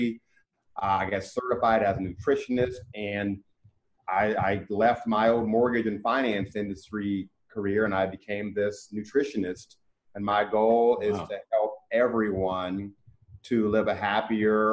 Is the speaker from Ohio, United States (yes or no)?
yes; Cincinnati, Ohio, United States; moved away; also born or lived in Mississippi; my hometown